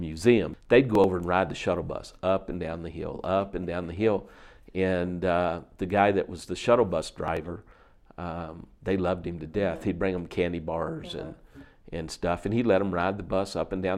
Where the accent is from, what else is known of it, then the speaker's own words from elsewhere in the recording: Luray, Virginia, United States; I was born in Virginia in a little town called Luray. It's in the northern part of the Shenandoah Valley, and it's a small town, but it was the headquarters of Shenandoah National Park.